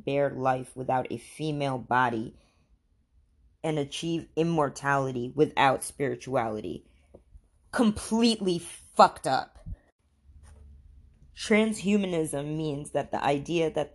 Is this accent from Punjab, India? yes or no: no; Khambhat, Gujarat, India; now in United States; I was born in India in a place called, it is called Cambay, India